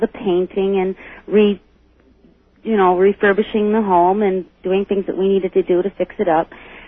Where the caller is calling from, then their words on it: Jamestown, New York, United States; I'm calling from Jamestown, New York.